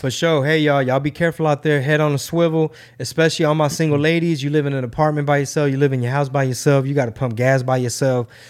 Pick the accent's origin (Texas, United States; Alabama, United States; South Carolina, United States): Texas, United States; Houston; born or raised there